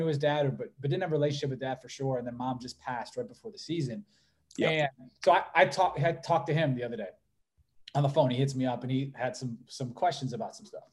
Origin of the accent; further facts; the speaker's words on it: Cleveland, Ohio, United States; we're from Cleveland